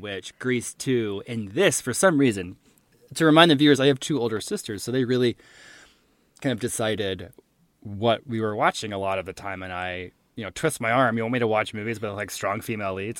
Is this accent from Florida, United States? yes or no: yes; Jacksonville, Florida, United States; I'm from Jacksonville